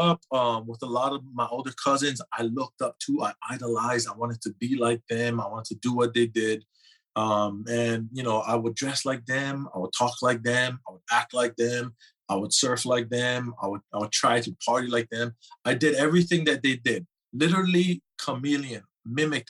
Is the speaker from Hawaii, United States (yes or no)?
yes; Hawaii, United States; growing up in Hawaii, I come from a huge family